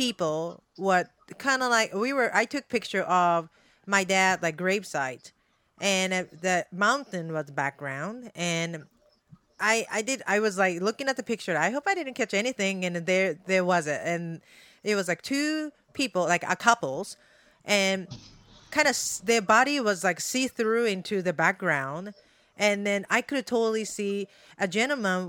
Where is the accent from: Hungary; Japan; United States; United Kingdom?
Japan; I'm born and raised in Japan